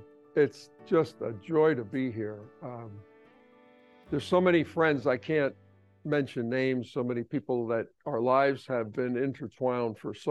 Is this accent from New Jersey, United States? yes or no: yes; New Jersey, United States; I'm from Jersey